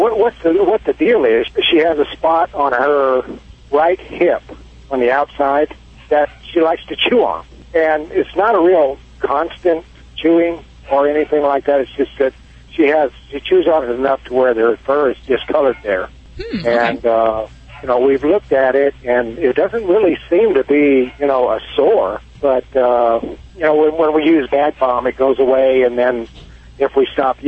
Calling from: Missouri, United States

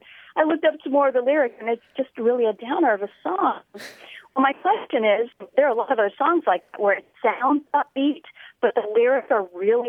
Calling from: Lexington, South Carolina, United States; I'm calling from Lexington, South Carolina.

